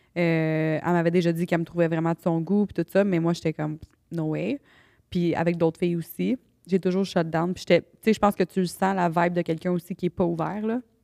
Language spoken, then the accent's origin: French; Canada; moi je venais du Canada